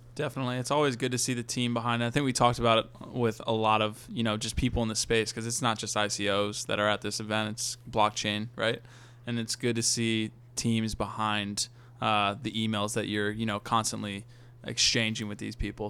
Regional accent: Virginia, United States; I'm from Virginia

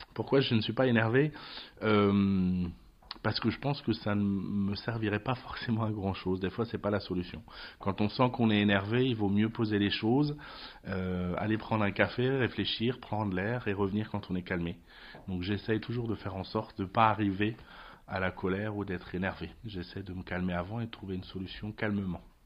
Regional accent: France; moved away as an adult; also born or lived in Trier, Germany / Lorraine, France; je viens de France

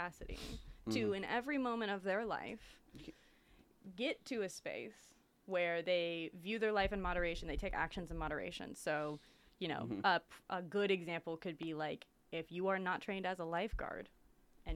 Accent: Austin, Texas, United States; I'm from Austin.

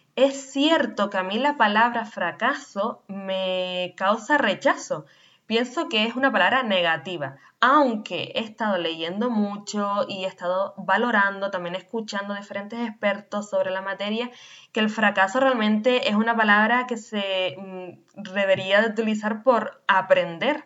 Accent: Canary Islands, Spain; nacida en Canarias

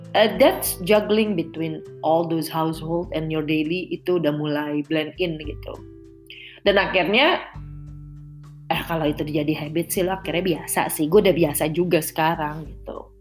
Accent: Indonesia; moved away as an adult; now in Netherlands; gue dulu di tanah air

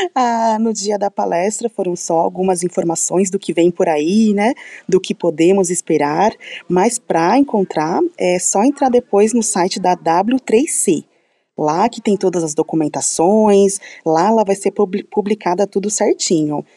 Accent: São Paulo, Brazil; eu sou de São Paulo

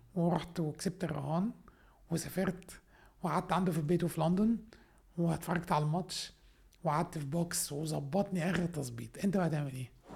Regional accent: Minya, Minya Governorate, Egypt; أنا أصلاً من المنيا، من الصعيد، راجل صعيد.

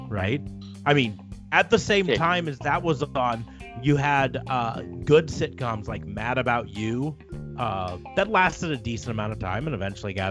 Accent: United States; as an American

